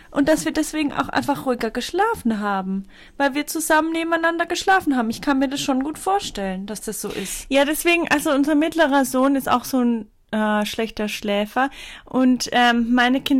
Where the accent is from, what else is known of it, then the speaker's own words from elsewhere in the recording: Bavaria, Germany; accent: Franconian; Willkommen in der Kindheit. Wir kommen nämlich aus Franken.